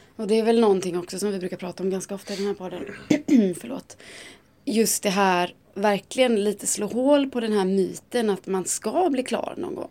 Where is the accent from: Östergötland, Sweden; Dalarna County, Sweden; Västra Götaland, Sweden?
Västra Götaland, Sweden; Gothenburg; now in Stockholm, Sweden; Jag är från Göteborg